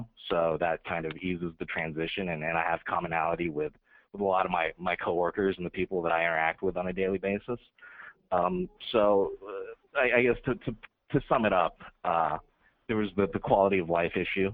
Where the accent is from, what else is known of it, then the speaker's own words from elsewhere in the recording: College Station, Texas, United States; moved away as an adult; also born or lived in Las Vegas, Nevada / Newport, Rhode Island / San Diego, California; I was born and raised in College Station, Texas. Lived there for 18 years